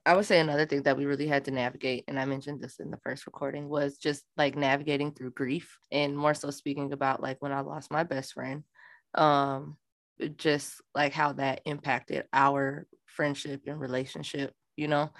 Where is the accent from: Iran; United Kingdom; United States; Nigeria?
United States; Minnesota; I'm from Minnesota